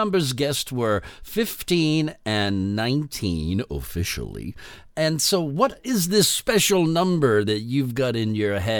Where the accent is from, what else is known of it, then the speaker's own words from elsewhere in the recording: New England, United States; I'm from New England.